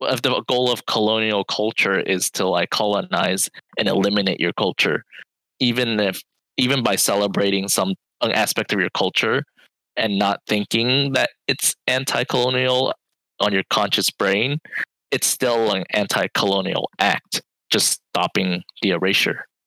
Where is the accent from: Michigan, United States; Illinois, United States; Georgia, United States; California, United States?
California, United States; Fremont; growing up in the Bay Area, I I did go to like a suburban uh, school